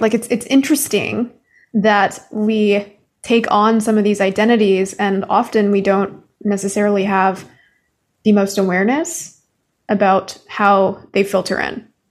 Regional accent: Canada; now in United States; I'm Canadian

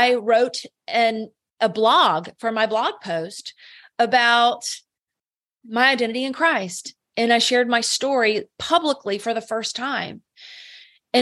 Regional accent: the South, United States; I'm from the South

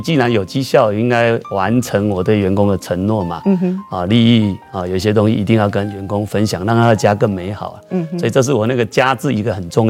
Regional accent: Sanchong, New Taipei, Taiwan; 因为我来自三重的模具界的黑手老板嘛，

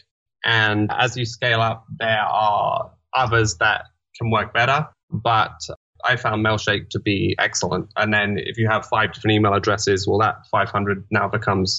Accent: London, United Kingdom; I'm from London

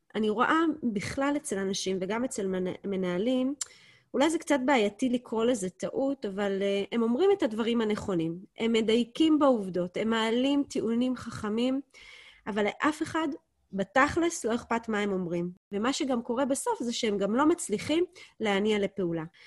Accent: Israel; אנחנו כישראלים

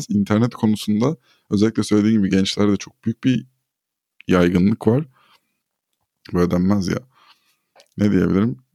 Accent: Turkey; first language Turkish

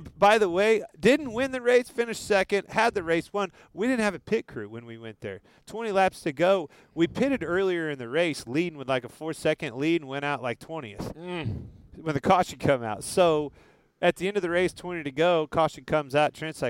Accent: Kansas, United States; I'm from Kansas

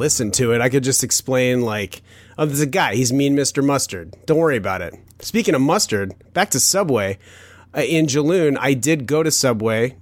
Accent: Chicago, Illinois, United States; I was born in Chicago

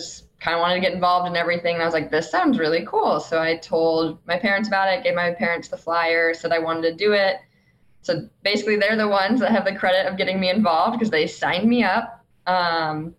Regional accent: Montana, United States; I grew up in Montana

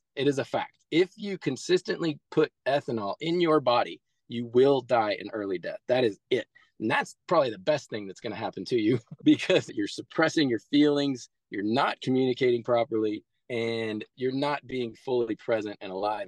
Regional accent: Midwest, United States; I grew up really poor in the Midwest

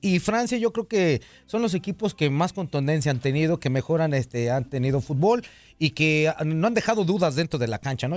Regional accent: Mexico; muchos como mexicanos decimos

